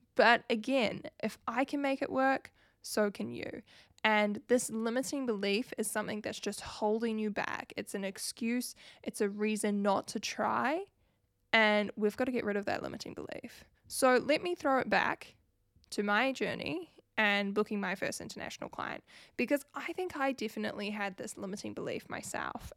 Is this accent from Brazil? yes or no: no; New Zealand; if you couldn't pick up from my accent, I am from New Zealand